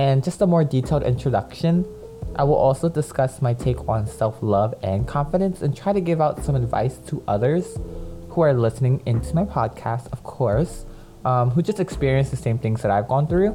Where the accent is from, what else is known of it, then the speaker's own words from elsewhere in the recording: Philadelphia, Pennsylvania, United States; also born or lived in Lancaster, Pennsylvania; I was born in Lancaster, Pennsylvania. But I was raised in Philly. I moved to Philly when I was like 7 or 8.